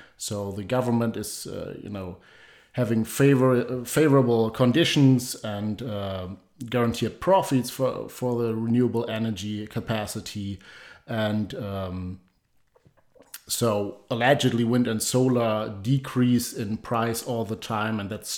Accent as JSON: {"language": "English", "country": "Germany", "moved": "yes", "said": "my home country, Germany."}